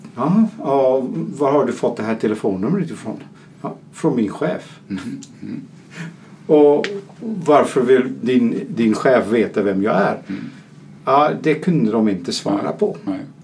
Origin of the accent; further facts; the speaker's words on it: Netherlands; now in Sweden; jag som holländare bor i Sverige